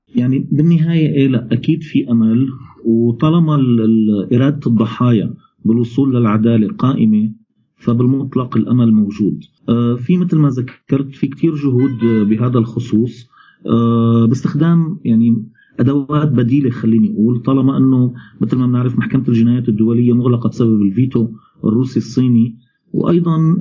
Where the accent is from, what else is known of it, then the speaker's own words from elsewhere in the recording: Syria; نحن كسوريين